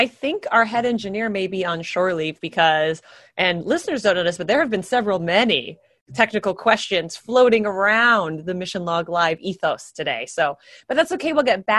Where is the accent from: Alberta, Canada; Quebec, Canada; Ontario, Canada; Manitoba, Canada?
Ontario, Canada; Stratford; I'm from Stratford, Ontario.